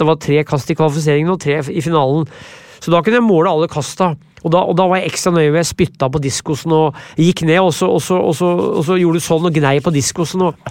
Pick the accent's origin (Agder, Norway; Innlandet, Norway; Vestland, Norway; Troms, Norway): Innlandet, Norway; Brumunddal; also born or lived in Vermont; jeg er fra Brumunddal, jeg kan ikke bo i by.